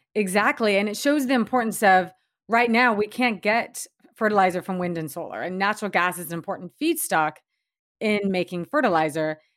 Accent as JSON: {"language": "English", "region": "Washington", "country": "United States", "tie": "born or raised there", "also_born_or_lived": "Seattle", "said": "Washington State, um, my home state, and, and where I'm living now."}